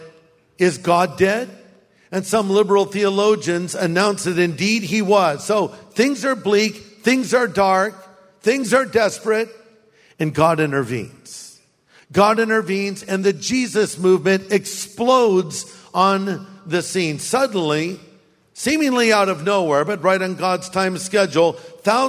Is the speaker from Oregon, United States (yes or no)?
no; Orange County, California, United States; now in Riverside, United States; my high school campus, Newport Harbor High